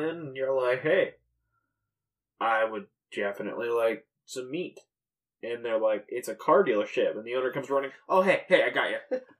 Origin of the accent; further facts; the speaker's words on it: Nebraska, United States; I was raised in Nebraska.